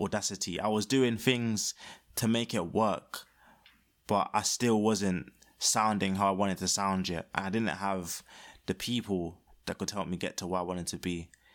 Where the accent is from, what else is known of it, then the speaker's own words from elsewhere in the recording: London, United Kingdom; I was born in Peckham and, um, haven't left other than for that one, the uni times